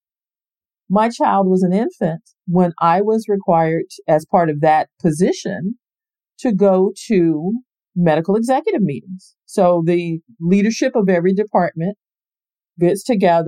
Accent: Space Coast, Florida, United States; I grew up in Florida. I'm born and raised here on the Space Coast.

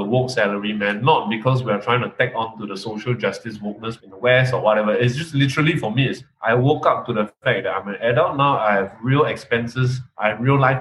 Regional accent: Malaysia; born or raised there; accent: Malaysian; moved away as an adult; now in Singapore

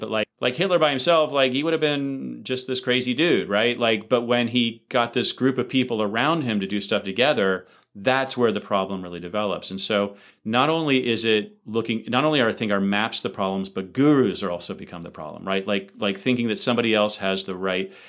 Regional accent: United States; I'm an American, so I come from a highly individualistic rather than a collectivist society

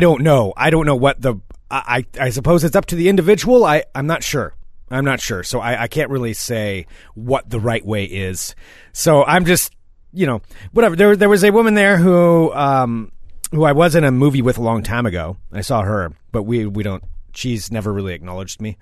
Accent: the Northwest, Pacific Northwest, United States; now in Portland, United States; I grew up in the Northwest, too

